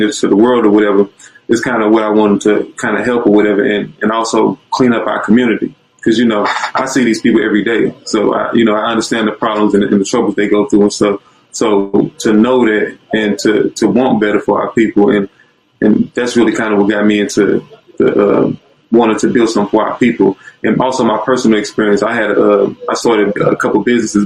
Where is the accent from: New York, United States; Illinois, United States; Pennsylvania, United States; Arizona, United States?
Illinois, United States; East St. Louis; I'm from East St. Louis, specifically